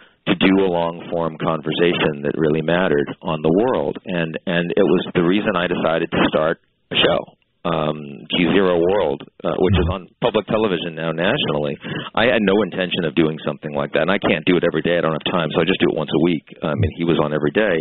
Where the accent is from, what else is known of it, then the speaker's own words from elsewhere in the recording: Boston, Massachusetts, United States; I'm from Boston